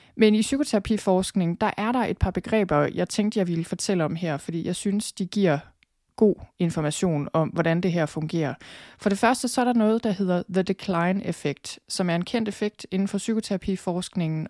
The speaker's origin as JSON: {"language": "Danish", "country": "Denmark", "said": "den måde, vi har det på som danskere"}